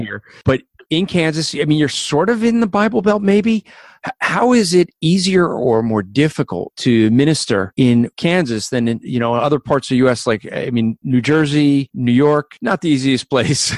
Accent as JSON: {"language": "English", "country": "New Zealand", "accent": "Kiwi", "said": "with my Kiwi accent"}